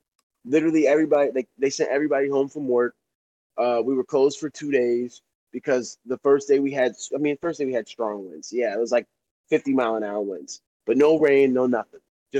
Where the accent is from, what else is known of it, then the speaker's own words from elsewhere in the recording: North Florida, United States; also born or lived in Japan / Bowie, Maryland / Virginia / Tampa, Florida; I'm from North Florida